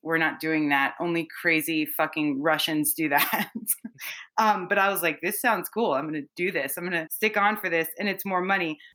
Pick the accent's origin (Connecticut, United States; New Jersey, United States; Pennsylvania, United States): Pennsylvania, United States; Philadelphia; I'm from Philadelphia.